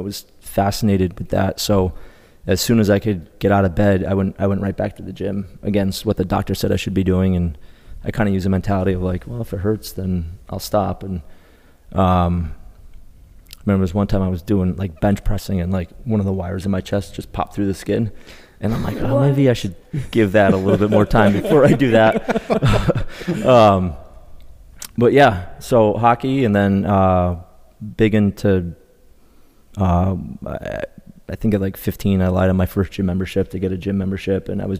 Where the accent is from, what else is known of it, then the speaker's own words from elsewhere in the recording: Colchester, Connecticut, United States; Colchester, Connecticut. Okay. So it's probably about 20 minutes east of Hartford.